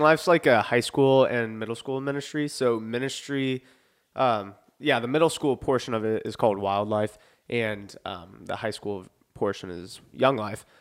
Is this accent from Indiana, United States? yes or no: yes; Lafayette, Indiana, United States; I was born in Lafayette